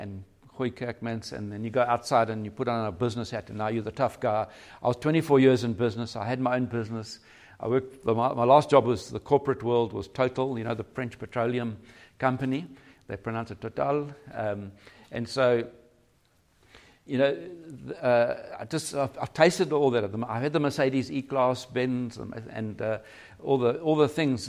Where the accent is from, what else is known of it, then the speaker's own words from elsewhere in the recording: Durban, KwaZulu-Natal, South Africa; moved away as an adult; now in Cape Town, South Africa; We're from Durban originally